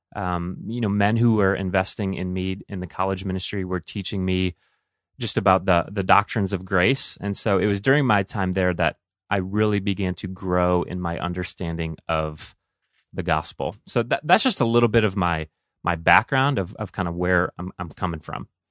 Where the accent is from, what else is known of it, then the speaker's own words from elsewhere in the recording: Toledo, Ohio, United States; now in Willmar, United States; I grew up in Toledo, Ohio, so those are my stomping grounds